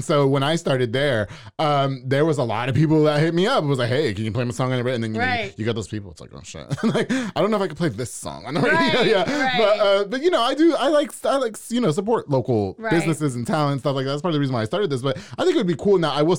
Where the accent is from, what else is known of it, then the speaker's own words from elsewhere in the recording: New York, United States; now in Waco, United States; rappers where I'm from New York.